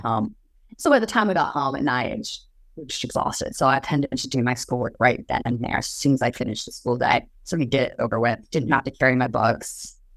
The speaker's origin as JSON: {"language": "English", "town": "Pomeroy", "region": "Washington", "country": "United States", "tie": "born or raised there", "also_born_or_lived": "Moscow, Idaho", "moved": "yes", "said": "I grew up in Palm Roy, Washington. It's a little tiny town just across the border"}